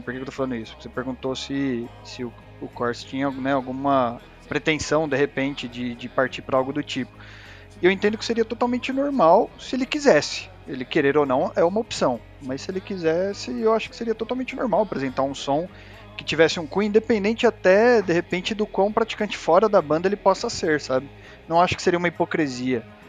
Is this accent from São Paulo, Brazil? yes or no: yes; Osasco, São Paulo, Brazil; eu sou aqui da Zona Oeste, né, de Osasco